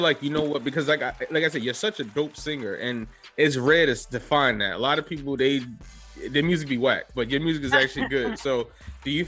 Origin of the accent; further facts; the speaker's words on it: New York City, New York, United States; I'm from the Bronx. I lived here a long time